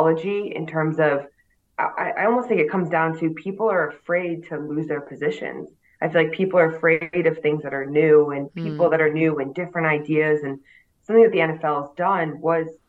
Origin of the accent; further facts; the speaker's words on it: United States; moved away as an adult; now in United Kingdom; as an American